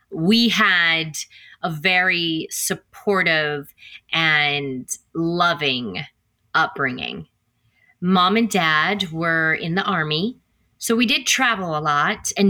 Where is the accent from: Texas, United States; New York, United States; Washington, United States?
Texas, United States; Killeen; also born or lived in Copperas Cove, Texas / Mililani, Hawaii; I grew up in Killeen, Texas, Copperas Cove, Texas, Mililani, Hawaii, uh, Oahu.